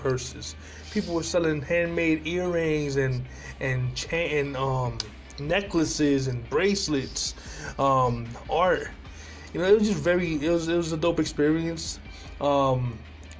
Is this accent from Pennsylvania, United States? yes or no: yes; Philadelphia, Pennsylvania, United States; I'm from Philadelphia